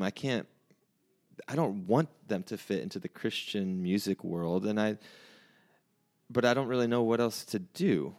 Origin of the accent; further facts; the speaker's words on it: Bremen, Indiana, United States; moved away as an adult; also born or lived in Nashville; I'm from South Bend, from here, from Bremen, which is not, I guess you consider that South Bend. It's just a half an hour south of here.